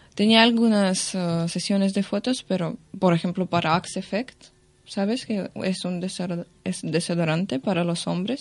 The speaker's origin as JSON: {"language": "Spanish", "country": "Russia", "second_language": "Spanish", "moved": "as an adult", "lives_now": "Barcelona, Spain", "said": "yo soy de Rusia"}